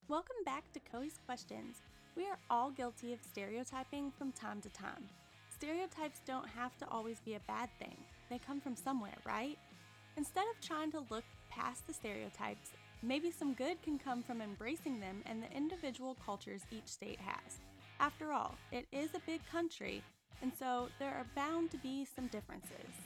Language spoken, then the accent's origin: English; Indiana, United States; moved away as an adult; also born or lived in the South; We grew up in Indiana. Jay and I both did